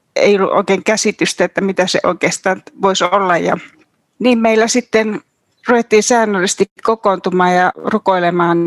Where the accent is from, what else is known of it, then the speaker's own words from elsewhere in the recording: Kuhmo, Kainuu, Finland; moved away; minä olen Kainuusta, Kuhmosta kotoisin ja Mä olen semmoisesta pienviljelytilalta kotoisin